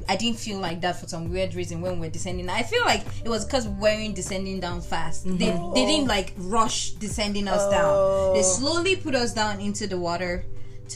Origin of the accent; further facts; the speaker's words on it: Lagos, Nigeria; I grew up in Lagos.